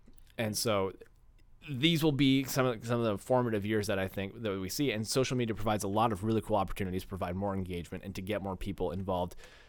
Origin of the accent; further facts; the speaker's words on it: St. Louis, Missouri, United States; growing up in St. Louis